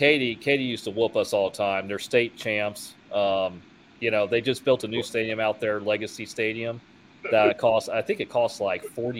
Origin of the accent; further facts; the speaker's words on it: Houston, Texas, United States; Yeah, those I played football too growing up in Houston.